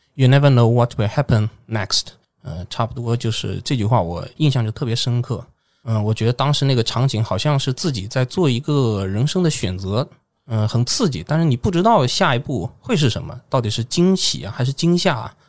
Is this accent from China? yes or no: yes; China; 我一个中国人